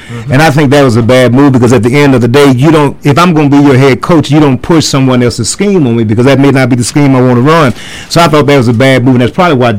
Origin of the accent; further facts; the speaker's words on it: the South, United States; I'm from the South, man.